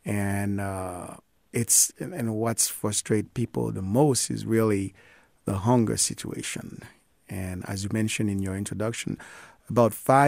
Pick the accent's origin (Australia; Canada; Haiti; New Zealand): Haiti; Les Cayes, Sud; now in United States; I was born and raised in Haiti, in Lekai, southern cone of Haiti. And I still have lots of connections in the country and still have relatives there.